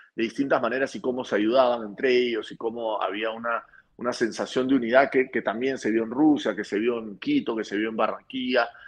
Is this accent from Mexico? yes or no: no; Peru; la selección peruana, nos ha logrado unir como peruanos.